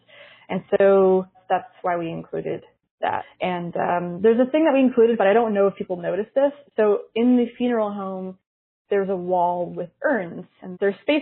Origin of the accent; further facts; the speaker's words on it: Canada; So I'm from Canada